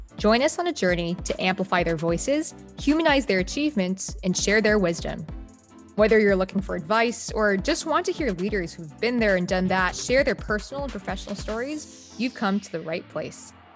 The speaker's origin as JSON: {"language": "English", "area": "Bay Area", "region": "California", "country": "United States", "tie": "born or raised there", "said": "I grew up in the Bay Area too"}